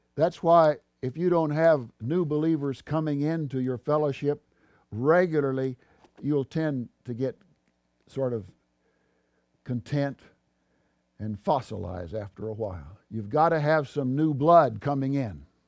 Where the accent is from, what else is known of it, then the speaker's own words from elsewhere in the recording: Texas, United States; Texas, my home state